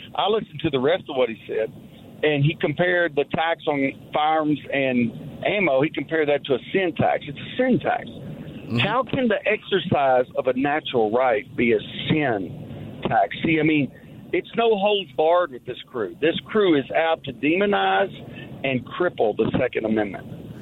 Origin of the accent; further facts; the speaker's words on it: Kentucky, United States; my home state of Kentucky